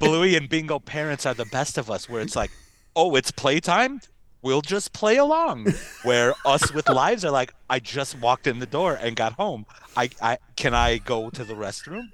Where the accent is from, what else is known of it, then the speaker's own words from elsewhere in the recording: United States; us U.S. folk.